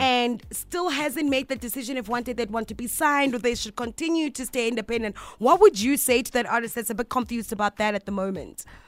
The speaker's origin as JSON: {"language": "English", "town": "Pretoria", "region": "Gauteng", "country": "South Africa", "said": "I'm from Pretoria myself"}